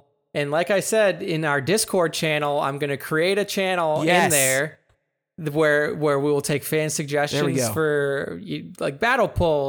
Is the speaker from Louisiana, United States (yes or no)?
yes; Louisiana, United States; I'm from the South.